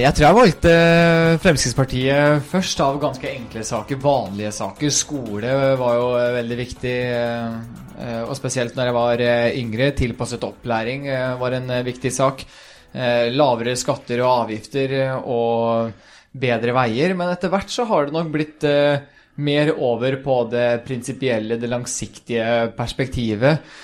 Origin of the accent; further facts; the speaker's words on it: Sarpsborg, Viken, Norway; also born or lived in Sweden; jeg er født i Sverige, men flytta til Norge ganske tidlig og har gått hele skoleløpet fra første klasse på barneskolen i, i Norge. Flytta vel da jeg var eh, fem år